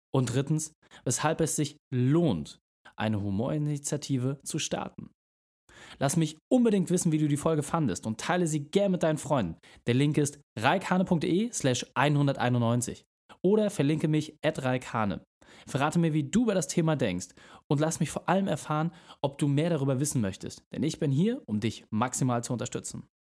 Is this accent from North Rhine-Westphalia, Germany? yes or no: no; Hamburg, Germany; bei uns in Hamburg